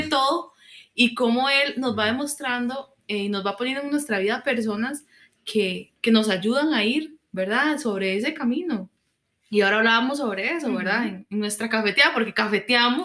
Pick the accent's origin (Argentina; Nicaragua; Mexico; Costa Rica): Costa Rica; como ticos, digamos, pensando como es nuestra cultura